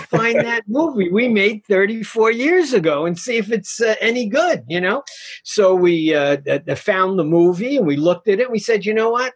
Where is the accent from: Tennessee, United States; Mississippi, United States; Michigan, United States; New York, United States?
New York, United States; New York City; I'm a guy from Queens, New York